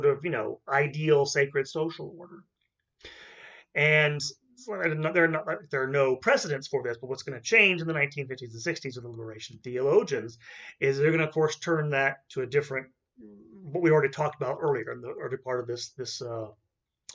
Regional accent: United States; I'm American.

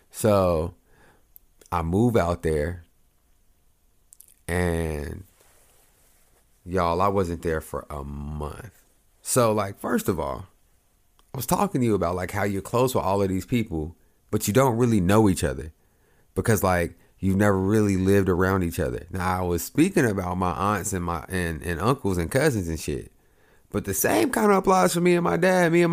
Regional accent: Oklahoma, United States; but I come from Oklahoma, so I'm coming from Oklahoma to Ohio

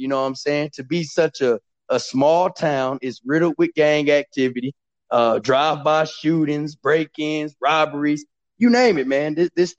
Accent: Killeen, Texas, United States; also born or lived in Louisiana; I grew up in Killeen, Texas. I really grew up all around the world. I was born in Louisiana, you know, Army brat. So we moved around, spent a lot of time in Louisiana because my mom's wanted to be close to her family.

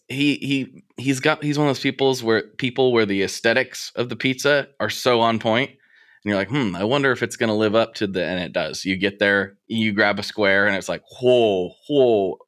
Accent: Portland, United States; here in my hometown

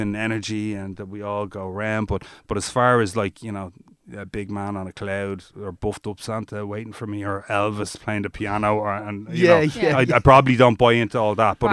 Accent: Dublin, Leinster, Ireland; also born or lived in Egypt; I grew up in Rathfarnham in Nutgrove

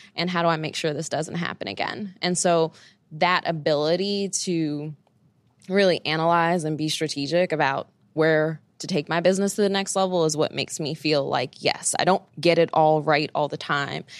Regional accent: New York City, New York, United States; I grew up in Bed-Stuy, Brooklyn, and then later I moved to East Flatbush area, uh, so always in Brooklyn my whole life

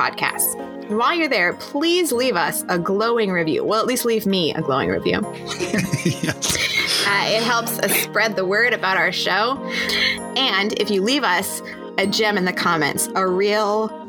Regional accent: Montana, United States; we are from Montana.

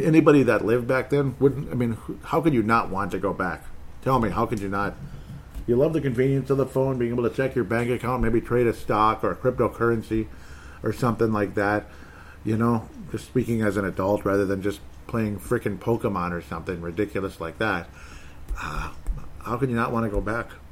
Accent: Golden Valley, Minnesota, United States; I was born here too. It's my hometown.

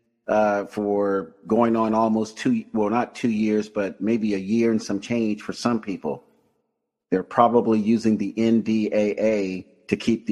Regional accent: Tampa, Florida, United States; my hometown of Tampa, Florida.

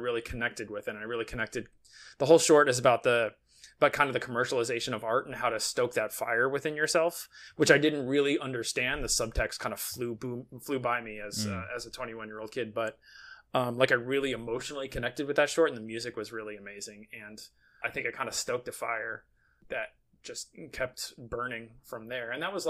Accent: New Jersey, United States; Yeah, it was Brookdale Community College, which was right in my hometown, and they had an associate's in arts.

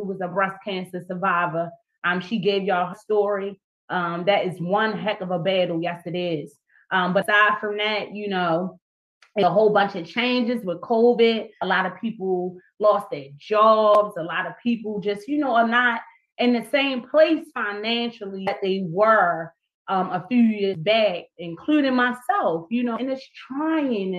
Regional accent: Baltimore, Maryland, United States; my hometown is right here, Baltimore, Maryland.

